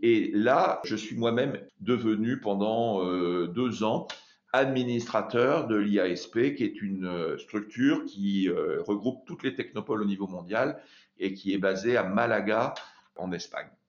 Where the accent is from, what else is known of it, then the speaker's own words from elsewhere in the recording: France; dès que je commence à parler en anglais, euh, on voit tout de suite que je suis français